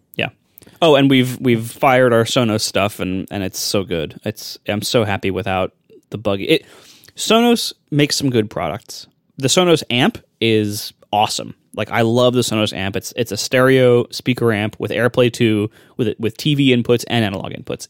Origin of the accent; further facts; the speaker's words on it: Ohio, United States; I'm from Ohio, too. I get it. Just not that part of Ohio